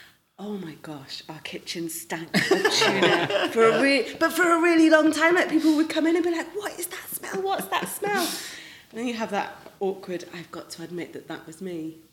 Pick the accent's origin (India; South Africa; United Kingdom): United Kingdom; Manchester, North West England; accent: northern; also born or lived in London; now in Cardiff, United Kingdom; I grew up in Manchester, right? Like, proper northern accent. Spent a few years in London, now live in Cardiff.